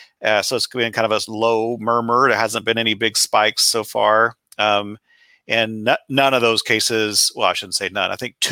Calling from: West Lafayette, Indiana, United States; I'm in West Lafayette, Indiana, which is about midway between Indianapolis and Chicago.

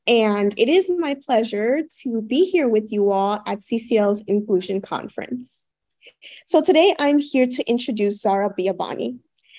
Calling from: Miami, Florida, United States; I am connecting today from the Seminole, Taino, Tequesta, Miccosukee, and Mississauga lands in Miami, Florida.

